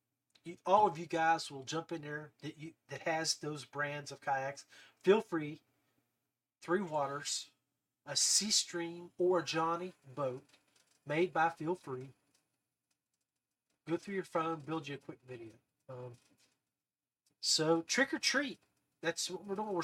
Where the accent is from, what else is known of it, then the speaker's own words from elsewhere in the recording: West Virginia, United States; I'm from West Virginia